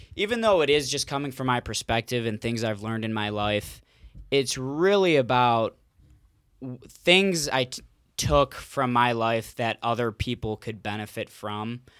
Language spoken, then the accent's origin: English; Cleveland, Ohio, United States; also born or lived in Mentor, Ohio / West Virginia; born and raised in Cleveland